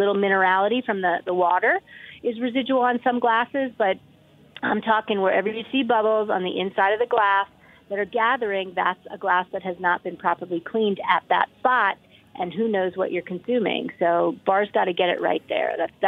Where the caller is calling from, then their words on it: Boulder, Colorado, United States; I'm talking today from Boulder, Colorado.